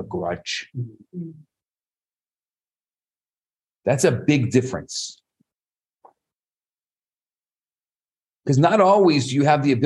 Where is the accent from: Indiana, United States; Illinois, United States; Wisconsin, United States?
Illinois, United States; Chicago; born or raised there